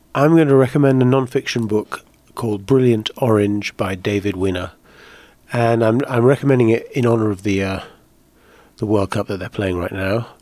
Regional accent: Netherlands; moved away; I grew up in Holland, uh, for the main part and played soccer there

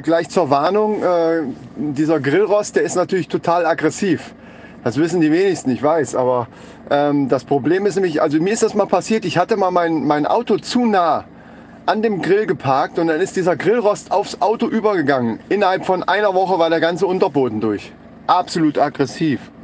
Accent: Germany; bei uns in Deutschland

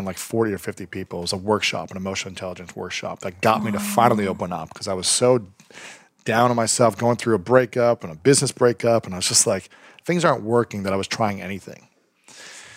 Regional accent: Ohio, United States; where I grew up in Ohio

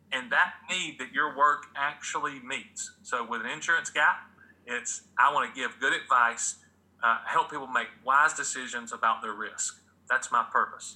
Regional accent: Atlanta, Georgia, United States; the 1990 to 91 Braves, my hometown

